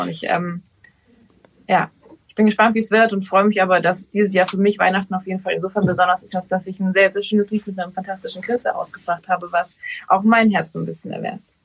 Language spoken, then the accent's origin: German; Ravensburg, Baden-Württemberg, Germany; now in Berlin, Germany; dieses Ravensburg, dieses Haus, wo ich aufgewachsen bin, das ist mein Zuhause